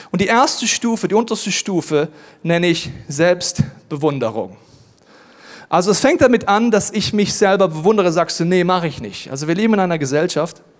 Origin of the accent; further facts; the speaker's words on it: Germany; Ja, ich komme aus Deutschland, ist ja ganz klar.